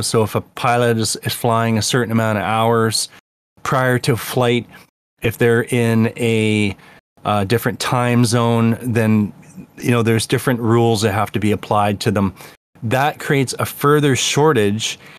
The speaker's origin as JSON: {"language": "English", "country": "Canada", "said": "I'm from Canada"}